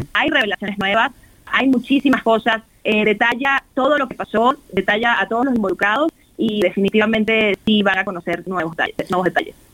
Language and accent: Spanish; Venezuela; now in Mexico; soy nacida en Venezuela, soy venezolano-mexicana.